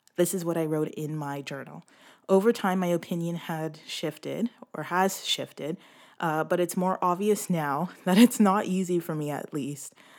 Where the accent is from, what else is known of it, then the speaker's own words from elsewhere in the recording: Brampton, Ontario, Canada; I come from Brampton, um, Ontario, which is close to Toronto.